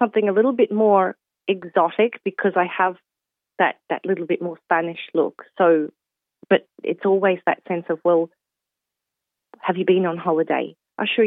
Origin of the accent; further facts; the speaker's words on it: Australia; now in Ireland; I'm Australian that grew up with a very white Australian family